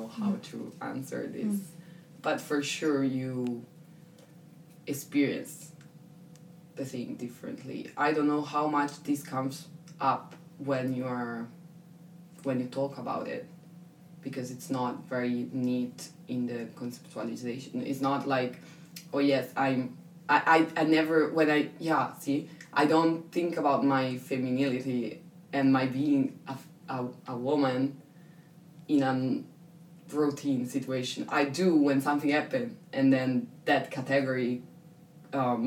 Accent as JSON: {"language": "English", "country": "Italy", "moved": "as an adult", "said": "I'm European, I'm Italian, I'm from my city"}